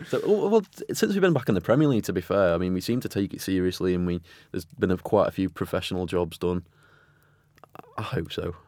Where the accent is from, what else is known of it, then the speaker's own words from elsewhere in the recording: Stoke-on-Trent, West Midlands, United Kingdom; growing up in Stoke